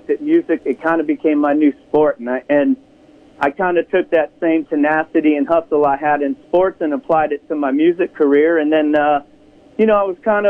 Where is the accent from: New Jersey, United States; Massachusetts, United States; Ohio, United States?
Ohio, United States; Ashtabula; I grew up in Ashtabula, Ohio